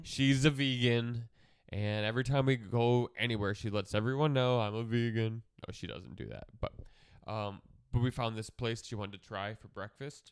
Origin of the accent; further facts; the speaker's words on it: Milwaukee, Wisconsin, United States; I'm from Milwaukee, which is, like, forty-five minutes north of Kenosha.